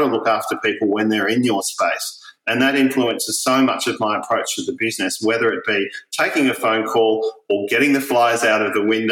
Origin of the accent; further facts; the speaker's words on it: Corowa, New South Wales, Australia; moved away as an adult; also born or lived in Melbourne; my hometown